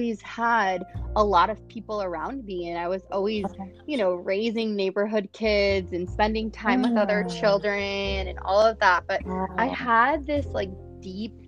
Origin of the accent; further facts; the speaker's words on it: Detroit, Michigan, United States; also born or lived in Chicago; now in San Francisco, United States; I was born in Detroit